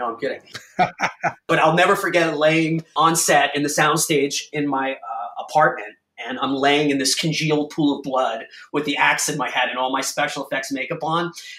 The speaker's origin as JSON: {"language": "English", "town": "Huntington", "region": "New York", "country": "United States", "tie": "born or raised there", "moved": "as an adult", "said": "my hometown in Huntington"}